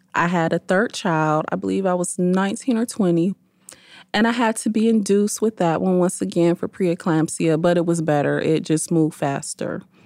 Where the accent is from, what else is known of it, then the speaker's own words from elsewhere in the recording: Detroit, Michigan, United States; Born and raised in Detroit, proud to be a Detroit native